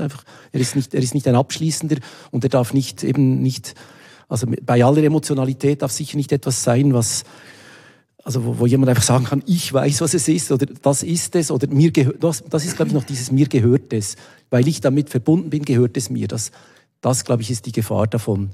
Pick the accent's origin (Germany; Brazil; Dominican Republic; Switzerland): Switzerland; Wabern, Bern; moved away as an adult; now in Basel, Switzerland; ich bin in Waben aufgewachsen bei Bern